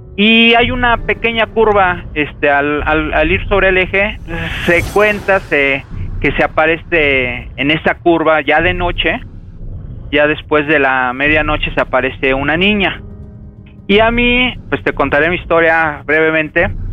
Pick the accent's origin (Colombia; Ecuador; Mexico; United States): Mexico; Mexico City; soy oriundo de Azcapotzalco. Acá nos conocen a todos como chintololos